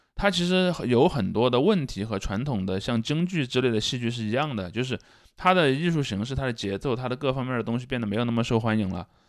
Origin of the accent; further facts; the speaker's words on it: Sichuan, China; 因为我是四川人嘛